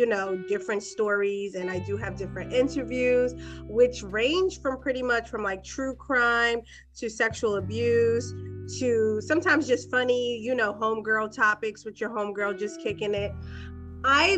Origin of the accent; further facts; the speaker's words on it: Boston, Massachusetts, United States; I am from Boston, Massachusetts